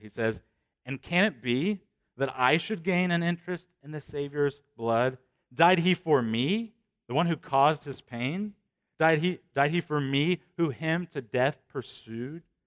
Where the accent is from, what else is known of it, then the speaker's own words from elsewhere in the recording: Shelbyville, Indiana, United States; I'm from Shelbyville, that's remote